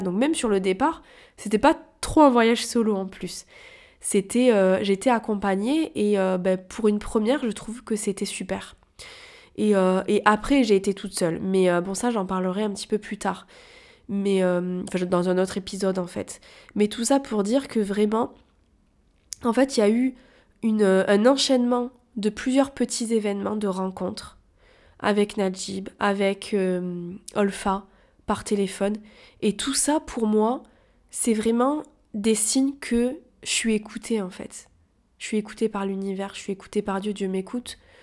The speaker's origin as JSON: {"language": "French", "town": "Toulouse", "region": "Occitania", "country": "France", "moved": "yes", "lives_now": "Paris, France", "said": "je suis originaire de Toulouse"}